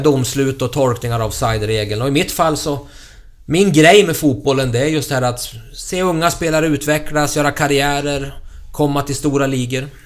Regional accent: Köping, Västmanland, Sweden; i Köping F F i min hemstad

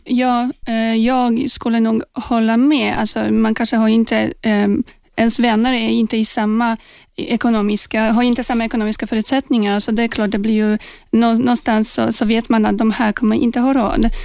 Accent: Poland; now in Sweden; jag kommer då från Polen eh, från början

